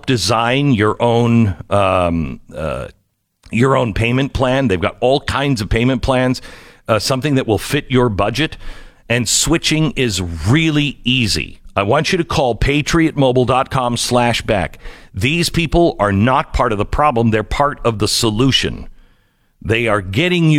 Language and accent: English; Seattle, Washington, United States; moved away; I grew up in the Seattle area.